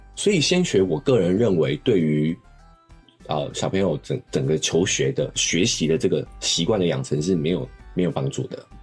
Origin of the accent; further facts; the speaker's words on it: Taiwan; 我们台湾人